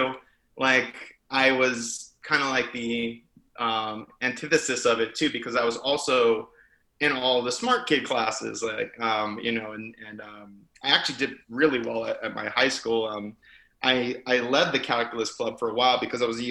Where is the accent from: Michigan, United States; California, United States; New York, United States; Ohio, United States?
California, United States; Los Angeles; I grew up in Los Angeles, California